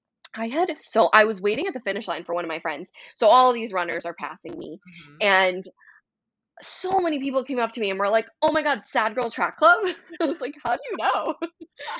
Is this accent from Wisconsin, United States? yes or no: yes; Wisconsin, United States; I'm from Wisconsin